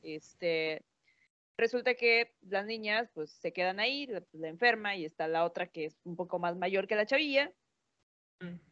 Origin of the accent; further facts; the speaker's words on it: Mexico; nosotros como mexicanos